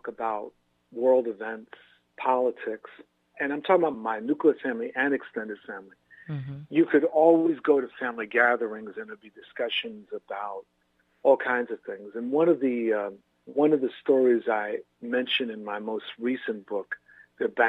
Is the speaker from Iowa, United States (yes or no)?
no; New York, United States; I am a New Yorker by birth